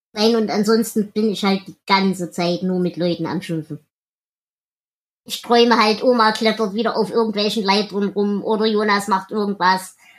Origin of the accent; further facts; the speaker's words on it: the East, eastern Germany, Germany; Bei uns im Osten